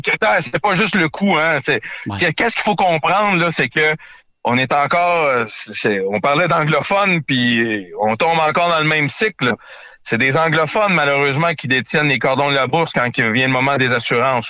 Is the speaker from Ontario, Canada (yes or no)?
no; Quebec, Canada; notre culture qui, qui nous est propre chez nous au Québec